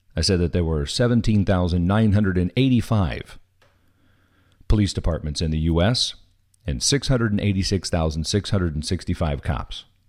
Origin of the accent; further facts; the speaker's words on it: Missouri, United States; moved away; I am originally from Missouri